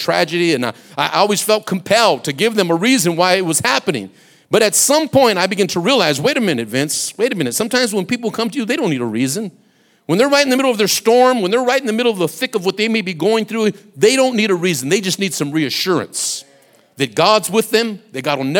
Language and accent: English; Compton, California, United States; also born or lived in Watts, Los Angeles; I grew up and went through my adolescence in Compton